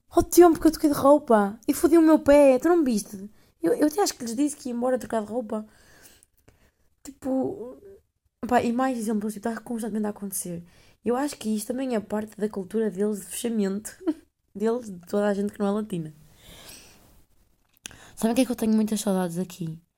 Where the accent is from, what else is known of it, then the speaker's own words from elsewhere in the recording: Netherlands; Olha, outra coisa sou holandesa. Eu nem sei se é rapariga holandesa, mas que se foda.